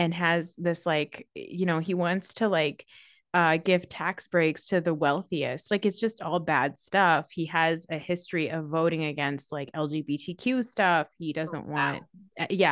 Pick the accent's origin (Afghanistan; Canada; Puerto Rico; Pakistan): Pakistan; I'm Pakistani